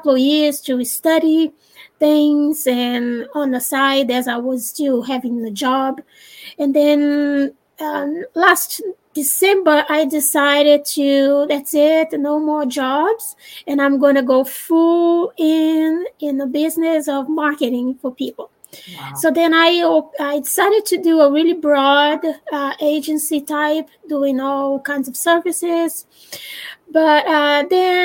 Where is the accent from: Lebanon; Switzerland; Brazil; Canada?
Brazil; English is a second language; moved away as an adult; now in United States; I'm Brazilian, and I was born in Brazil, and then I moved to the United States some 20-something years ago